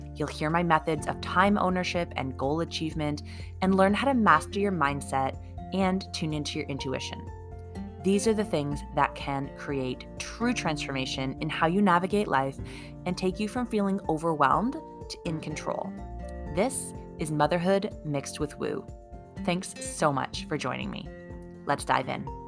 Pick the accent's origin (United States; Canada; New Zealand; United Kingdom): Canada; I'm a Canadian mom of two kids